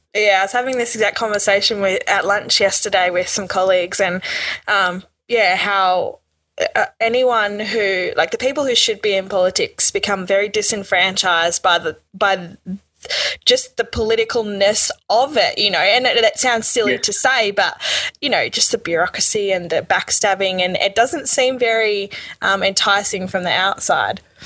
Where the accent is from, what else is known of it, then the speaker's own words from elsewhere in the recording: Jandowae, Queensland, Australia; moved away; I'm from Queensland